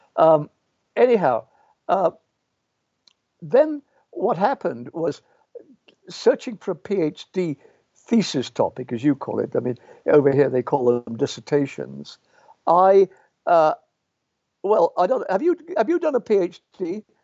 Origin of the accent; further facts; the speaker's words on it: Birmingham, West Midlands, United Kingdom; moved away; also born or lived in Pontefract, West Yorkshire / York; I was born in the Midlands